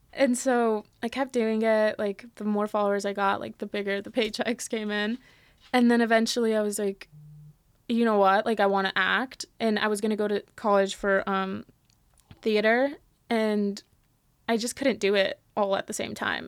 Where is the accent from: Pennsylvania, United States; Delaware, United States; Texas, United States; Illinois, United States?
Texas, United States; San Antonio; born or raised there; also born or lived in Mexico City, Mexico / Miami, Florida; now in Los Angeles, United States